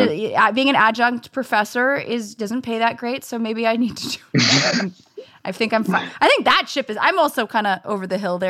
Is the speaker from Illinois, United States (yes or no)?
no; Los Angeles, California, United States; I grew up in the San Fernando Valley, home to the porn industry, and I am very proud of that. You know, I was born in Van Nuys, California